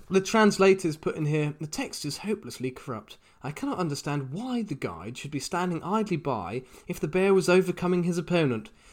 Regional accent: United Kingdom; my hometown in the UK

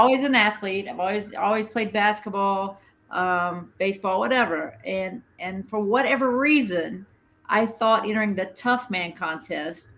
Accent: southern West Virginia, United States; I am truly a coal miner's daughter from a very small town in southern West Virginia.

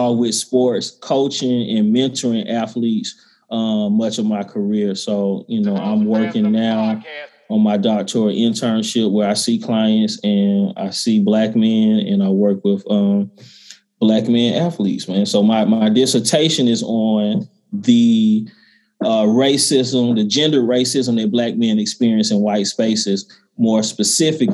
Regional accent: the South, United States; I'm a brother from the South. My people are from South Georgia and Mississippi.

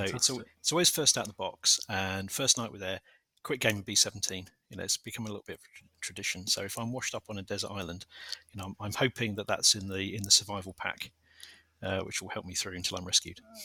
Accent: London, United Kingdom; I was born a stone's throw away from Selhurst Park

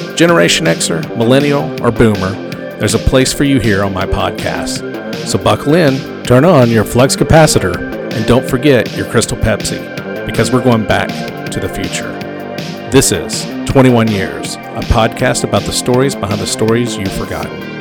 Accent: Georgia, United States; I'm from Georgia

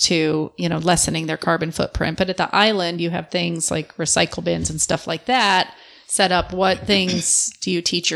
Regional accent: Michigan, United States; now in Florida, United States; I grew up in Michigan

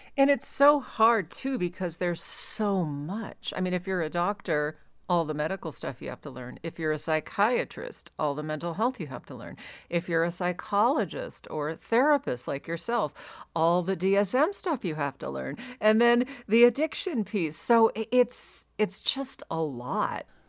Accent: Alaska, United States; now in Reno, United States; I grew up in Alaska, so, and right now I'm in Reno

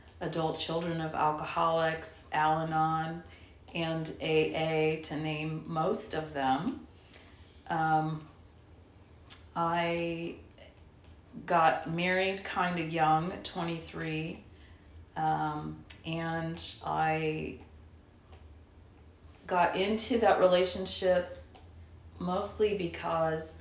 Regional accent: Portland, United States; Born and raised in Portland, child of alcoholics

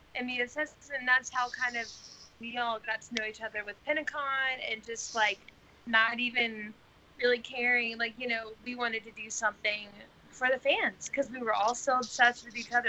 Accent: the South, United States; I am from the South

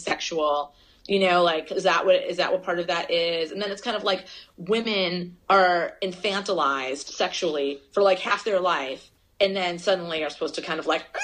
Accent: United States; I grew up in the United States of America.

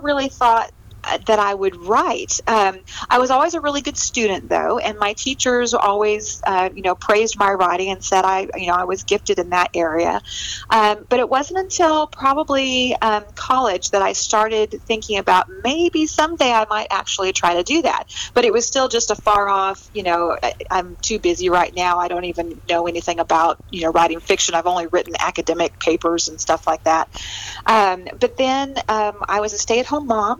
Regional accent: California, United States; moved away as an adult; now in Abilene, United States; I'm actually a transplant from California. Oh, I grew up out on the West Coast in a small little town, and then came to Texas to go to college.

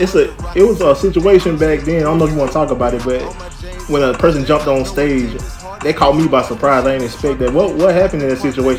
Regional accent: Troy, Alabama, United States; Well, I'm from Alabama as well. Troy, Alabama, to be exact, and I went to Alabama State.

